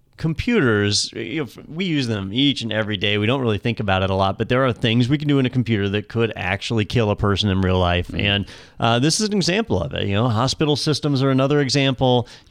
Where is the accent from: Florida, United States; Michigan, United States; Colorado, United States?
Florida, United States; We're from Florida.